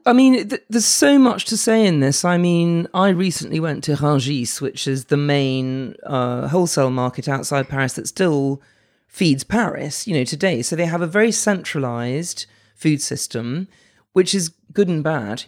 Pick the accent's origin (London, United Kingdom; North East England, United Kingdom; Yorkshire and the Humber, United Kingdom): London, United Kingdom; I'm from London, born and bred